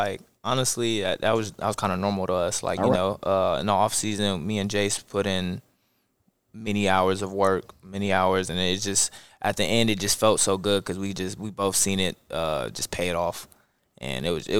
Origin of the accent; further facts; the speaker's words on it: Columbus, Ohio, United States; moved away; I'm from Columbus, Ohio.